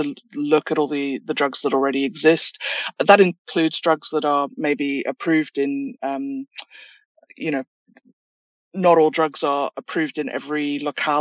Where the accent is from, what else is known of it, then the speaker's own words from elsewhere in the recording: South Africa; moved away; I'm South African originally, which makes me fluent in many languages. We have 11 national languages back home